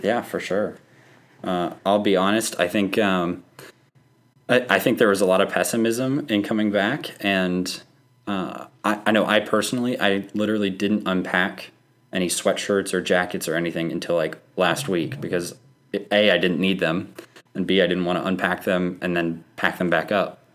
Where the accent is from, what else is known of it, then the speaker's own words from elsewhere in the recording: Oklahoma, United States; moved away; I'm from Oklahoma